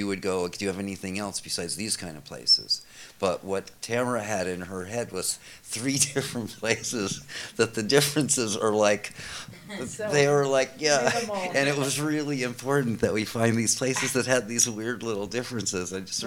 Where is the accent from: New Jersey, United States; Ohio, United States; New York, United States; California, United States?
New York, United States; I'm from New York